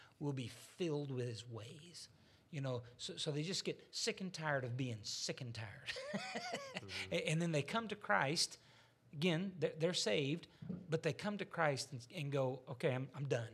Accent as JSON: {"language": "English", "region": "Arkansas", "country": "United States", "tie": "born or raised there", "said": "I was raised in Arkansas"}